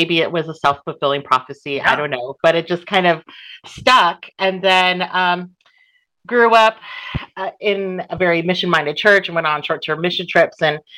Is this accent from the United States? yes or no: yes; Southern California, United States; moved away as an adult; now in Lebanon; I was born and raised in Southern California to an Asian American family. We're Filipino American.